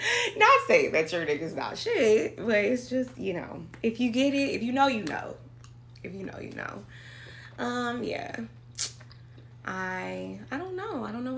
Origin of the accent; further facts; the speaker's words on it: Inglewood, California, United States; I am from Los Angeles, California. Inglewood, to be exact.